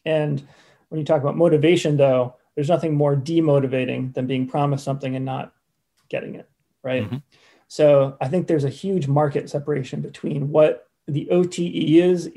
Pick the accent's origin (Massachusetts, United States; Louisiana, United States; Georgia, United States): Massachusetts, United States; Cape Cod; now in Poland; Cape Cod.